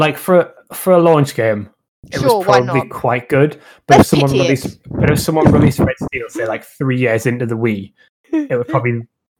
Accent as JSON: {"language": "English", "country": "United Kingdom", "said": "we're British."}